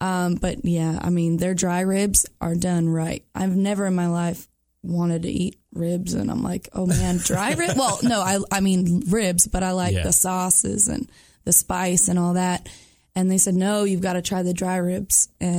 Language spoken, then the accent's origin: English; Georgian Bay, Ontario, Canada; now in Nashville, United States; growing up on Georgian Bay on the lake.